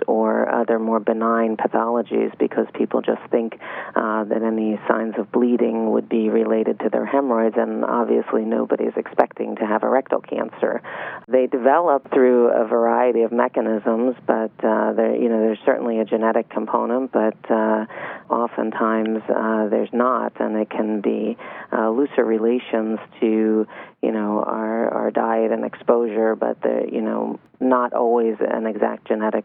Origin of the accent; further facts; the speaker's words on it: Philadelphia, Pennsylvania, United States; also born or lived in Miami, Florida; now in Weston, United States; I'm originally from Philadelphia.